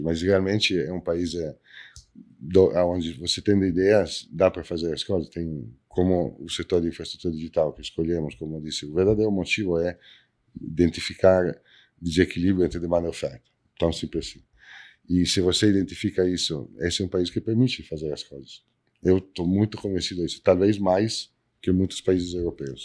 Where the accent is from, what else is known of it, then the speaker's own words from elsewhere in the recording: Italy; Portuguese is a second language; now in Brazil; eu sou italiano